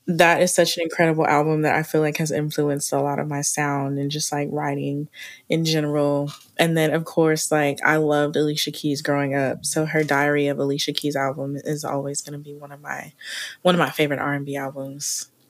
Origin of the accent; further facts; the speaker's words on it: Oklahoma City, Oklahoma, United States; born and raised Oklahoma City